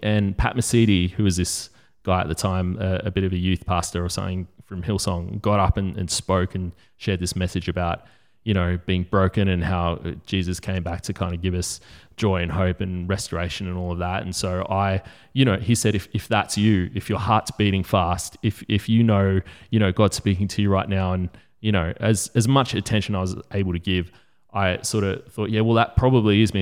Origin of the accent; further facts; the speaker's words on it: Australia; we grew up in Australia